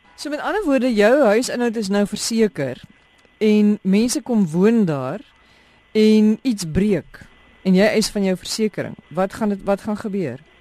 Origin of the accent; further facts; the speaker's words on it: South Africa; Ons is Suid-Afrikaners